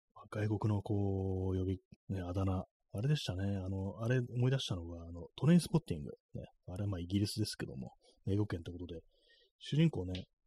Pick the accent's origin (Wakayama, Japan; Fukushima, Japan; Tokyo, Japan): Tokyo, Japan; accent: Edo-ben; 私もなんか東京の人間